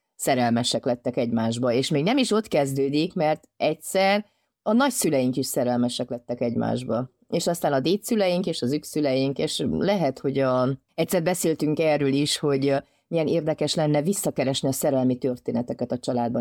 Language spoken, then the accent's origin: Hungarian; Transylvania, Romania; én erdélyi magyar vagyok